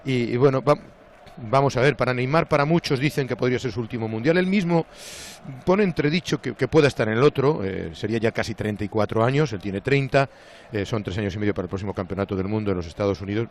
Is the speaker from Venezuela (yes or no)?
no; Spain; somos españoles